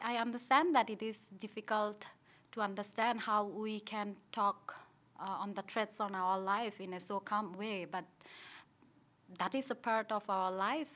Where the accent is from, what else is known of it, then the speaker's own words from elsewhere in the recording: Rangamati, Chittagong Division, Bangladesh; also born or lived in Dhaka, Bangladesh; I'm from Bangladesh